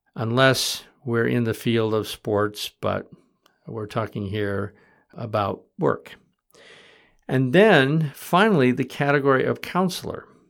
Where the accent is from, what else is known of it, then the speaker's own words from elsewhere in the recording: Michigan, United States; now in Vermont, United States; I grew up in Michigan